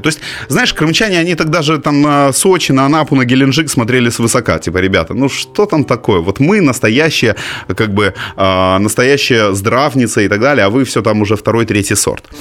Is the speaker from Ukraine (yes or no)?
yes; Simferopol, Crimea, Ukraine; moved away as an adult; Симферополь – это город, у которого есть монополия на мои детские воспоминания